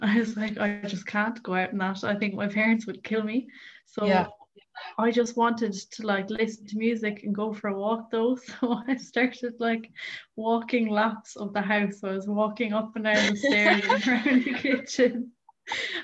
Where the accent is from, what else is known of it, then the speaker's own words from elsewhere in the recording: County Clare, Munster, Ireland; I am 20 and I'm from Clare